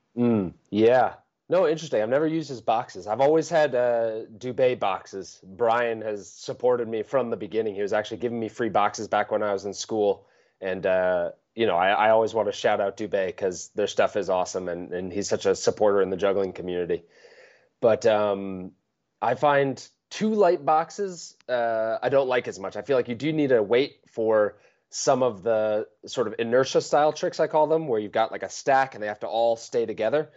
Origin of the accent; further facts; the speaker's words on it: Vermont, United States; I grew up in Vermont in the U S, in the, in the northeast of the United States.